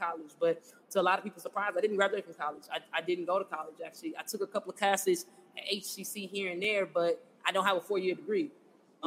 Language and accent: English; Houston, Texas, United States; I'm from Houston, born and raised. So, grew up right here in Houston in the A-Leaf area, side of town